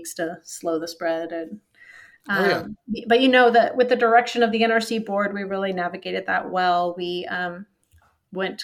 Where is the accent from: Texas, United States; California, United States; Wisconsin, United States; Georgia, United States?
California, United States; Riverside; moved away as an adult; now in Washington, D.C., United States; I grew up in Southern California, Riverside area